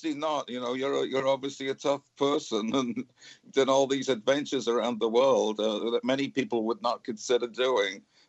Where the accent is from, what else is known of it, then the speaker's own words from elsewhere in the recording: Cardiff, Wales, United Kingdom; moved away as an adult; now in Fort Worth, United States; I live in Fort Worth, Texas, but I grew up in Cardiff in Wales.